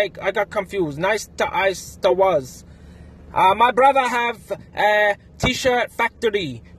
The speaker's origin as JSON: {"language": "English", "region": "Shanghai", "country": "China", "second_language": "English", "said": "I'm from Shanghai in China."}